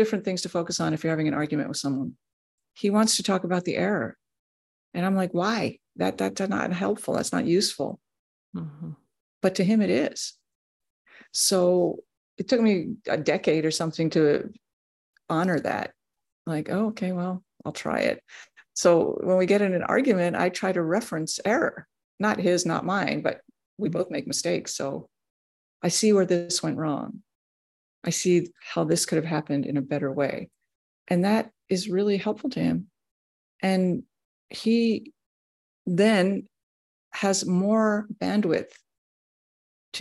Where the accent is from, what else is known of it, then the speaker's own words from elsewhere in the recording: Washington, District of Columbia, United States; I was born in Washington, D.C.